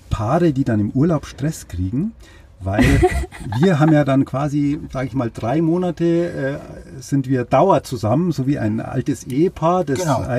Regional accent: Munich, Bavaria, Germany; Ich bin natürlich immer schon auf der Wiesen gewesen als Kind, ist ja eh klar, als Münchner ist das so.

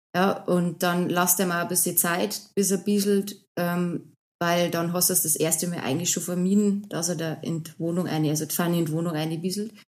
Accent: Bavaria, Germany; accent: Bavarian

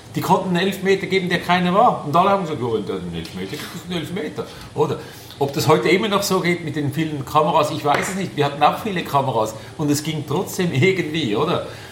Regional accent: Switzerland; bei uns in der Schweiz

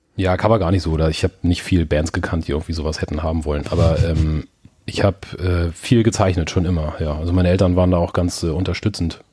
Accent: Germany; moved away

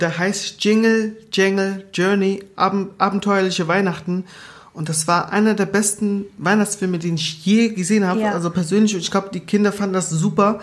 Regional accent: Southern Germany, Germany; also born or lived in Angola; ich komme ja aus Süddeutschland

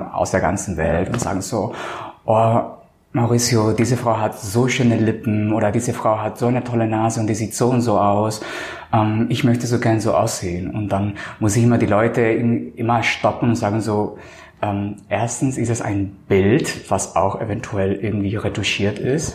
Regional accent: Colombia; now in Hamburg, Germany; Ich bin ja Kolumbianer

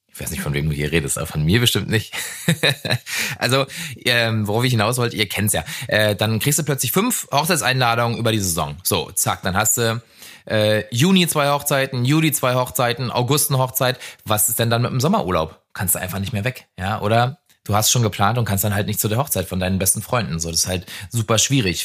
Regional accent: Brandenburg, Germany; also born or lived in Flensburg; now in Berlin, Germany; Wenn du aus Brandenburg kommst, wo es tendenziell halt nicht so viel regnet

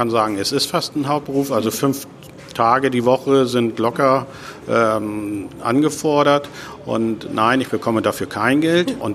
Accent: Hamburg, Germany; Ich komme aus Hamburg, da ist das schon ganz schön heftig

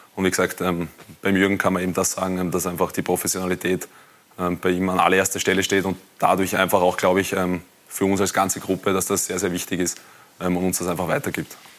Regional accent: Wiener Neustadt district, Lower Austria, Austria; ich komme aus, der, aus dem Bezirk Wiener Neustadt

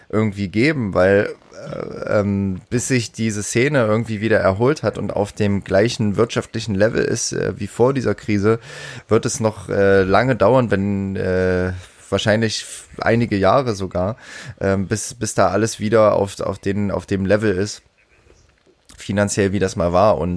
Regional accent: Halle, Saxony-Anhalt, Germany; Es ist ein ähnliches Problem bei uns in Halle.

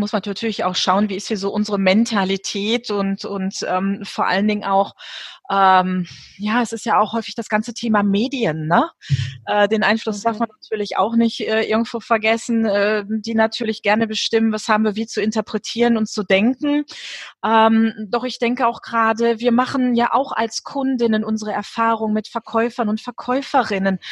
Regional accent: Germany; bei uns in Deutschland

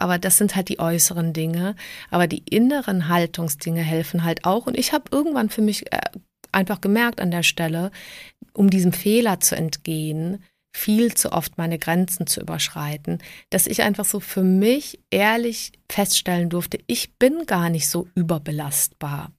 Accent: Southern Germany, Germany; also born or lived in Prague, Czech Republic / Trier, Germany; now in Munich, Germany; ich bin ähm, 1973 geboren in Prag. Ähm, wir sind emigriert, als ich sieben Jahre alt war. Und ähm, dann habe ich so im süddeutschen Raum auch gelebt

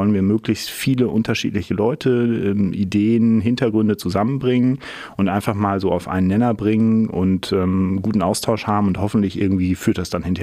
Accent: Münster, North Rhine-Westphalia, Germany; ähm, aus Münster hier geblieben, immer noch.

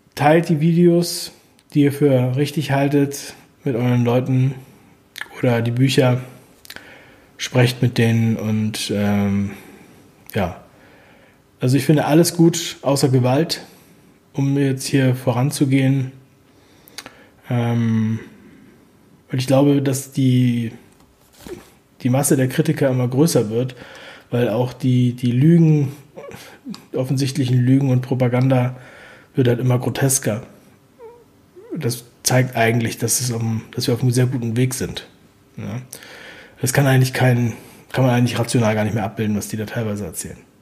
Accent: East Germany, Germany; Und ich bin ja geboren in der DDR

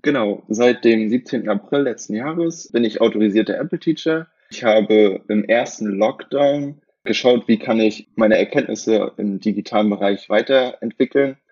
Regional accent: near Rostock, Mecklenburg-Vorpommern, Germany; moved away; also born or lived in Potsdam; ich komme aus der Nähe von Rostock, aus dem wunderschönen Bundesland

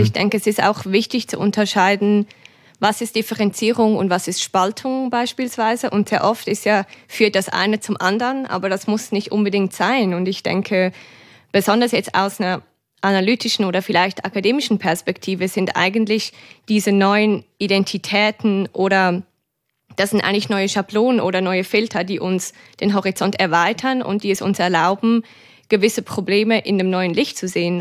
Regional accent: Switzerland; eine Schweizerin

